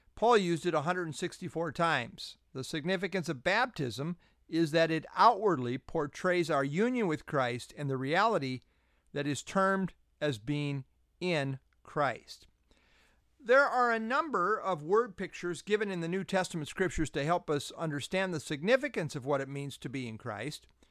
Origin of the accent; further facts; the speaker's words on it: United States; I identify as an American